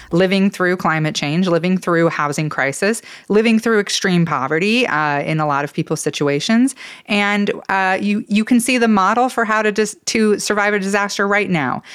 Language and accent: English; Idaho, United States; growing up in Idaho and living most of my life here